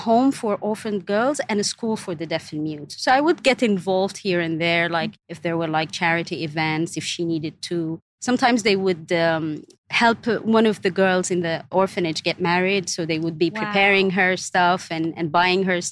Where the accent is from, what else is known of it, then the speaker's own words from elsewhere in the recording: Khartoum, Sudan; moved away as an adult; now in Dubai, United Arab Emirates; I was born in Sudan, Khartoum mainly, which is the capital. And I was raised there, and I've lived all of my life